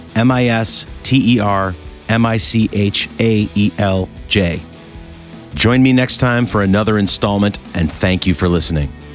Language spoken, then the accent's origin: English; Rochester, New York, United States; moved away; my hometown of Rochester, New York